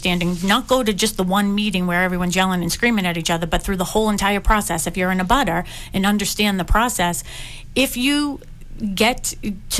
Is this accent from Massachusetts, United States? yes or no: yes; Boston, Massachusetts, United States; I grew up in Dorchester